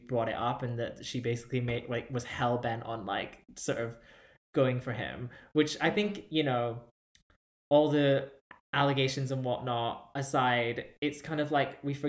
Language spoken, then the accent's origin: English; United Kingdom; as a British person